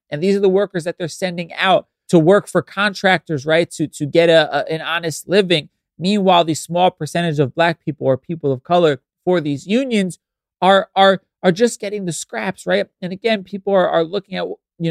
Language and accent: English; New York City, New York, United States; I grew up in the Bronx